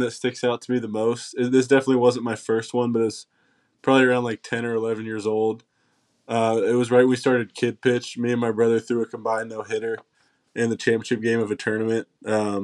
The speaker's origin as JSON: {"language": "English", "town": "Knoxville", "region": "Tennessee", "country": "United States", "tie": "born or raised there", "also_born_or_lived": "New York / Maryland", "said": "I'm pretty much born and raised in Knoxville, Tennessee. I was born here"}